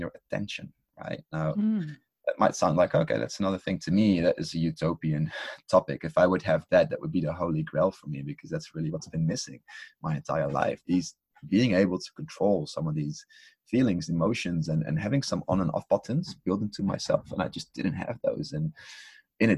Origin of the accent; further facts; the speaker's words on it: Netherlands; I come from the Netherlands too